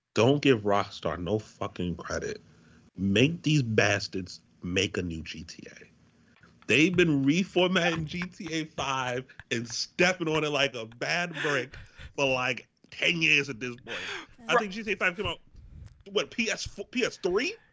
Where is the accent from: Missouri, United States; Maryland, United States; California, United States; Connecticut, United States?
Connecticut, United States; Waterbury; also born or lived in Hampton, Virginia; my first job in high school, I worked at um, I worked for I worked for the Now in Waterbury